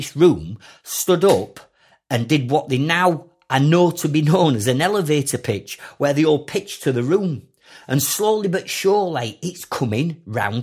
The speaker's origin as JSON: {"language": "English", "town": "Sheffield", "region": "Yorkshire and the Humber", "country": "United Kingdom", "tie": "born or raised there", "said": "as a kid growing up in Sheffield."}